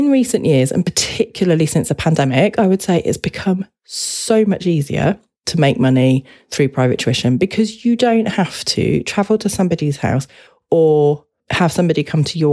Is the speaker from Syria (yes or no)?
no; United Kingdom; as a British person